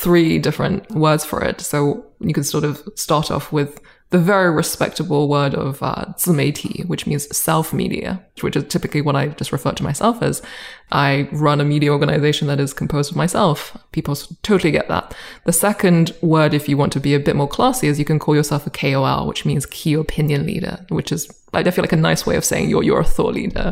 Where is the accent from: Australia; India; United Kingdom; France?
United Kingdom; accent: British; also born or lived in Boston; now in China; I moved with my family to the UK when I was 8, and have sort of been there for the past few decades